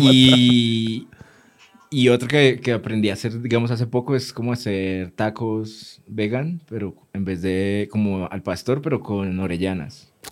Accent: Cali, Valle del Cauca, Colombia; de Colombia, de Cali

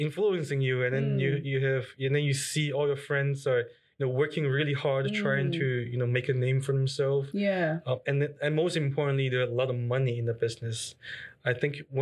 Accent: China; English is a second language; moved away as an adult; also born or lived in Berkeley, United States; oh, yeah, I'm from China.

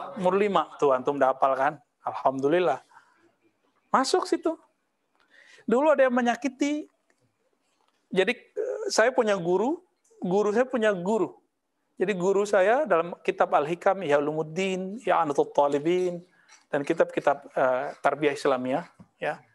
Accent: Payakumbuh, West Sumatra, Indonesia; moved away; kampung saya

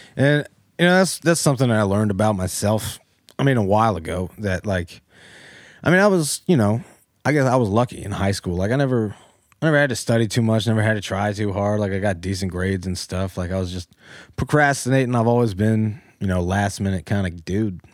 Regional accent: Powhatan, Virginia, United States; moved away as an adult; now in Newport News, United States; Born and raised in Powhatan, west of Richmond

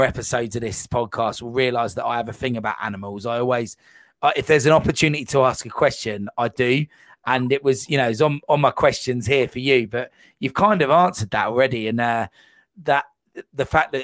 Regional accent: United Kingdom; being a British citizen

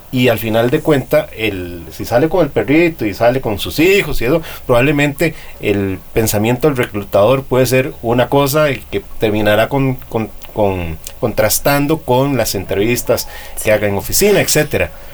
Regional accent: Costa Rica

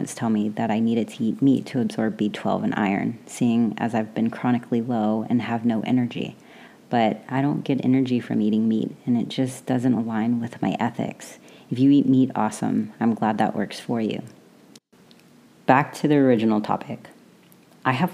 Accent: the South, United States; I grew up in the South where everything is fried or buttered

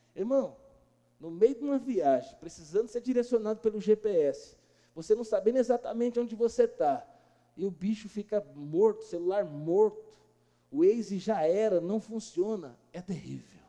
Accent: Brazil; a gente é brasileiro

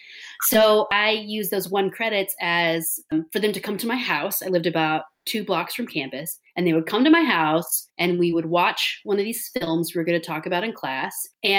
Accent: Texas, United States; accent: Texas; So I grew up in Texas. I grew up on a cotton farm in the Texas Panhandle.

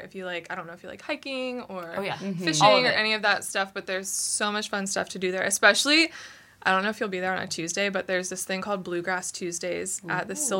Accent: Nashville, Tennessee, United States; I'm actually from Nashville

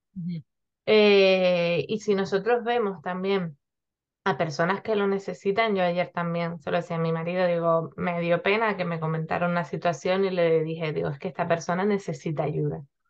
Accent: Gran Canaria, Canary Islands, Spain; now in Tenerife, Spain; yo estoy en Tenerife, aunque soy de Gran Canaria

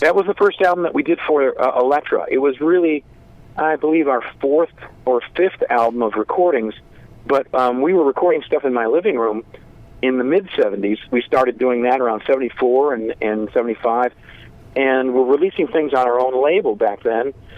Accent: Zion, Illinois, United States; We grew up in in a small town called Zion, Illinois, which is right on the border of uh, Lake Michigan, just uh, halfway between Chicago and Milwaukee

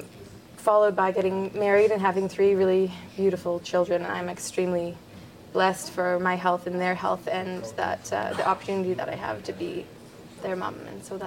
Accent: Canada; as a Canadian

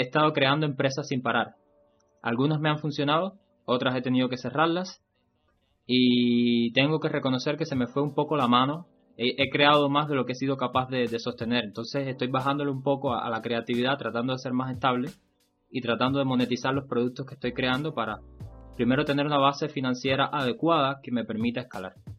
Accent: Cuba; mi país, en Cuba

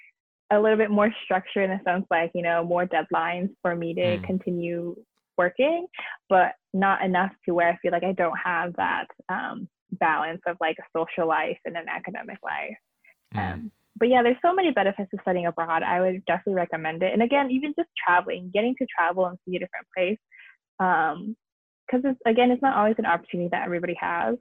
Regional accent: United States; what expectations or, you know, like perceptions do people have of me as an American

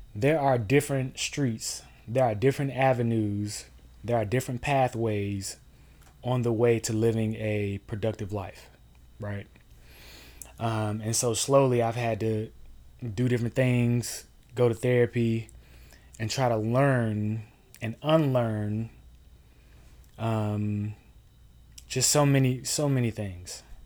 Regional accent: Durham, North Carolina, United States; I'm from Durham, North Carolina. Um, grew up there, born and raised

